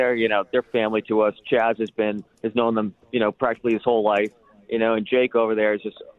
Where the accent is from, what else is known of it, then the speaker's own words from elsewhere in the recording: Albany, New York, United States; moved away; I grew up in the Capital area, so around Albany, New York.